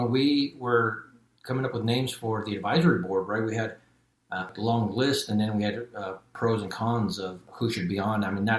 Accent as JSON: {"language": "English", "town": "Long Beach", "region": "California", "country": "United States", "tie": "born or raised there", "also_born_or_lived": "Mexico / St. George, Utah", "moved": "as an adult", "lives_now": "Austin, United States", "said": "growing up in Long Beach. Long Beach is amazing in its own right."}